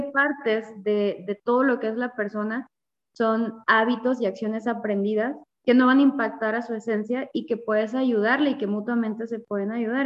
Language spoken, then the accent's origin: Spanish; Veracruz, Mexico; moved away as an adult; now in Chihuahua, Mexico; soy de Veracruz, del puerto de Veracruz. Actualmente vivo en Chihuahua, tengo tres años y medio viviendo acá